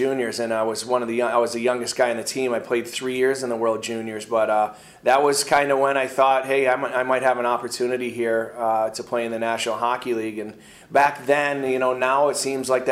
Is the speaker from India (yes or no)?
no; Flint, Michigan, United States; also born or lived in Fenton, Michigan; My parents grew up in Flint. Obviously, I was born in Flint.